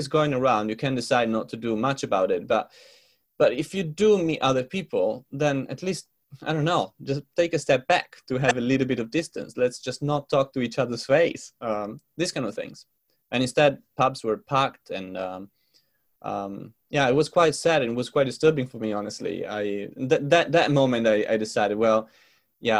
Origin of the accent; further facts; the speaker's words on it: Italy; moved away as an adult; now in London, United Kingdom; from Italy because my parents are there and my friends are there